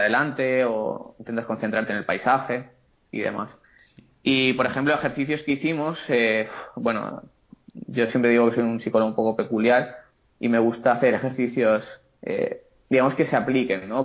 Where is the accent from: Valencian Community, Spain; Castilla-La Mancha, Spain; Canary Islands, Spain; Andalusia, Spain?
Valencian Community, Spain; Castellón de la Plana; soy de Castellón, tengo la consulta aquí en, Castellón